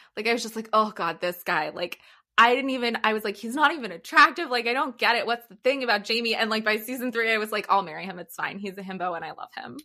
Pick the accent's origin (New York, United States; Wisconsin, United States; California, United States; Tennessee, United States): California, United States; Los Angeles; moved away as an adult; also born or lived in Rhode Island / Washington, D.C. / Boston / Texas; now in San Diego, United States; I'm originally from L A.